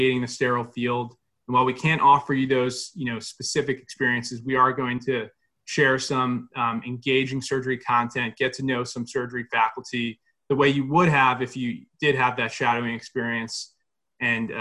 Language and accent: English; Cherry Hill, New Jersey, United States; originally from Cherry Hill, New Jersey